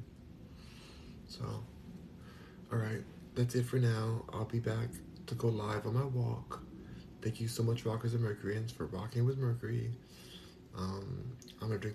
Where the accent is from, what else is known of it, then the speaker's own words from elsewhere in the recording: Los Angeles, California, United States; moved away as an adult; now in Houston, United States; I'm from Los Angeles, born and raised in California. I'm in Houston, Texas right now